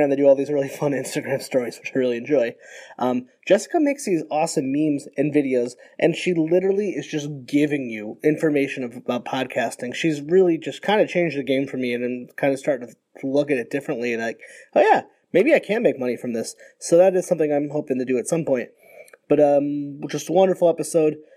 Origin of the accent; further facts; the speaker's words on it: Connecticut, United States; now in Rhode Island, United States; Connecticut. That's where I'm from.